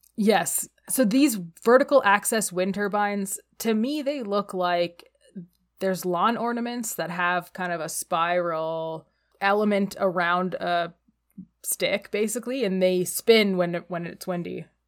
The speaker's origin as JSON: {"language": "English", "town": "Calgary", "region": "Alberta", "country": "Canada", "said": "We're both from Calgary, Alberta"}